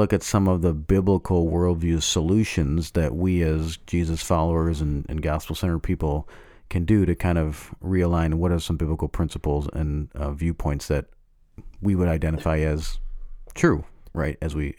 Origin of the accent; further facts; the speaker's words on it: Canada; I'm Canadian, so I think we're a little bit lower on the chain.